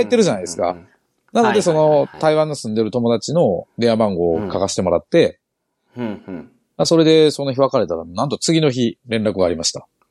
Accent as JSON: {"language": "Japanese", "region": "Kochi", "country": "Japan", "said": "私たち高知県人"}